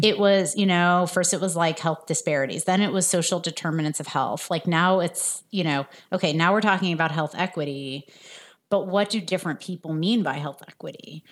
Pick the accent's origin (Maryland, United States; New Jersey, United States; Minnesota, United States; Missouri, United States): New Jersey, United States; also born or lived in France; I grew up in New Jersey in the suburbs, but I was actually born in France